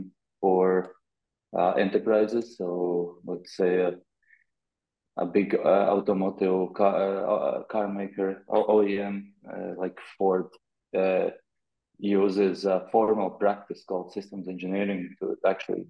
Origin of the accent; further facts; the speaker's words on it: Riga, Latvia; moved away as an adult; also born or lived in Amsterdam; I had a plan to move back from Amsterdam to Riga, Latvia, for a while.